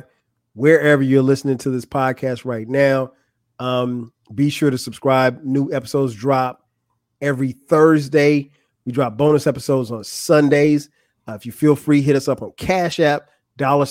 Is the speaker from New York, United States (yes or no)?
no; Atlanta, Georgia, United States; I'm from Atlanta